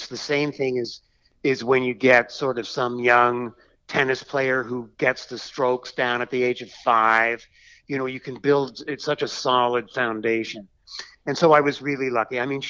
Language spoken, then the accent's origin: English; Boston, Massachusetts, United States; also born or lived in Canada; So I lived during my early school years in Canada. I was born in Boston, too. And then I went to college in Massachusetts, and, you know, eventually I live, you know, still live in Massachusetts